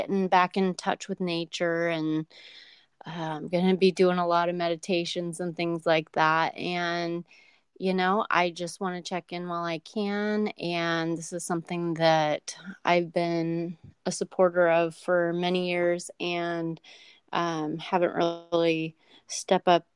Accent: Oregon, United States; I'm from Oregon.

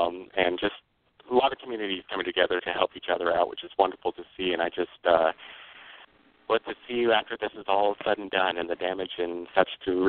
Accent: Nebraska, United States; born or raised there

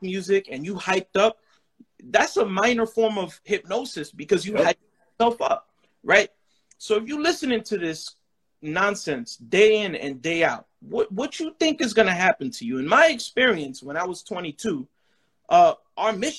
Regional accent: New York City, New York, United States; moved away; I'm from the Bronx, New York. BX, stand up

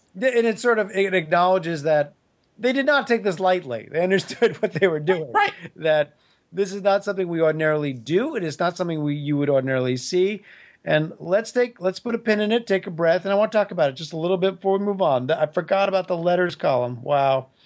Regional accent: New York, United States; I grew up in New York

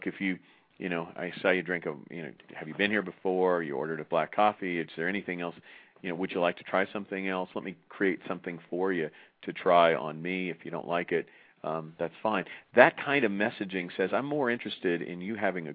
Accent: United States; I'm from the United States

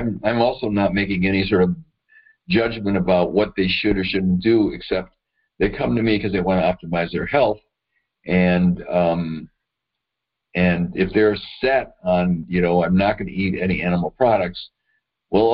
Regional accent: Madison, Wisconsin, United States; I grew up in Madison, Wisconsin

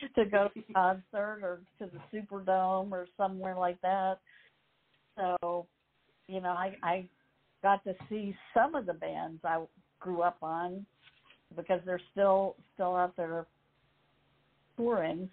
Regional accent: Mississippi, United States; growing up in Mississippi, very few bands came to Mississippi

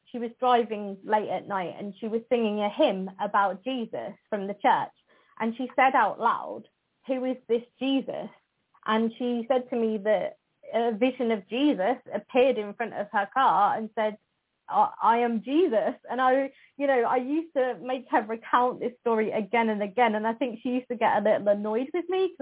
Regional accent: Northamptonshire, East Midlands, United Kingdom; Northamptonshire is my hometown. So I have spent most of my life here

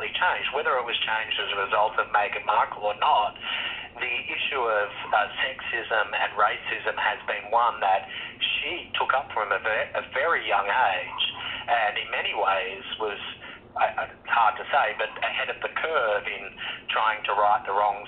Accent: Australia; I grew up in Australia

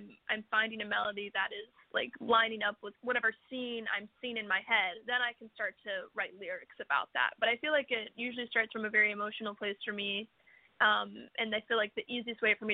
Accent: West Virginia, United States; moved away; where I grew up in West Virginia

